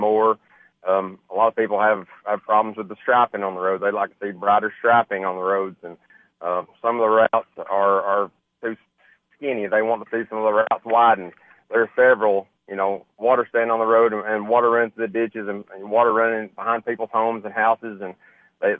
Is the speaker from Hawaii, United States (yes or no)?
no; White County, Tennessee, United States; I really want to work around in White County with the people that I know and love. And I just want to focus more in my hometown.